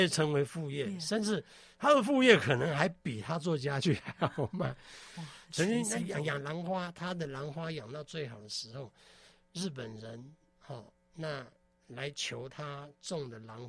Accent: Taiwan; 很抱歉哦，我是客家人，我不我不是闽南人，但是。我觉得这句话更应该用闽南语去把它讲出来。我讲的不标准啊

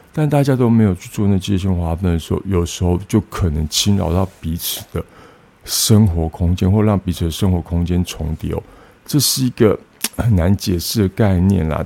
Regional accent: Tainan, Taiwan; moved away; 然后我老家在台南永康

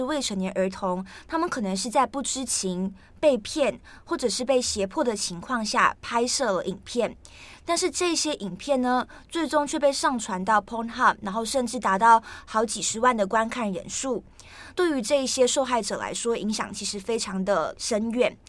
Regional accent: Malaysia; now in Taiwan; 因为我是马来西亚人，那我来台湾念书，所以我觉得我现在的发音就是我现在的人生状态，意思也就是说我就是卡在马来西亚跟台湾之间。

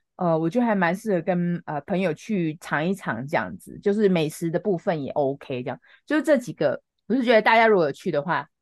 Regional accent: Taiwan; 我们台湾人

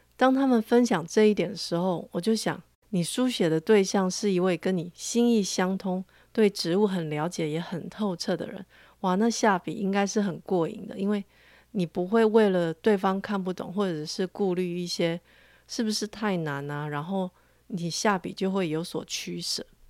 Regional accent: Taiwan; 我的家乡味道还有，还多了一个烟叶

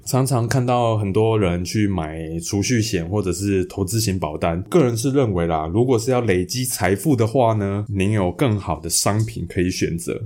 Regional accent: Hualien County, Taiwan; 那我们的老家在花莲啊

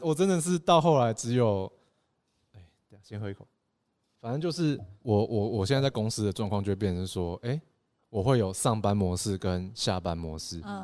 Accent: Taitung, Taitung County, Taiwan; moved away as an adult; also born or lived in Taipei; 我们台东人活在这个土地上面

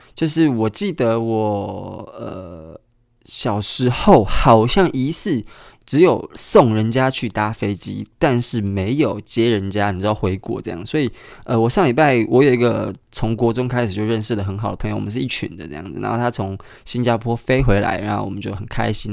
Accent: Kaohsiung, Taiwan; moved away; 高雄，也就是我的故乡

